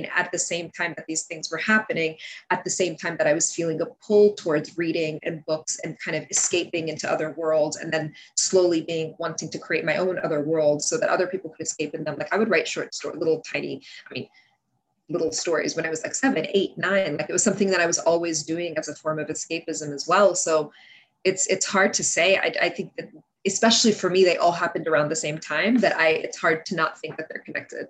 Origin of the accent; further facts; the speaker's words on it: United States; English is a second language; also born or lived in Kuwait; we moved to the States soon after my fourth birthday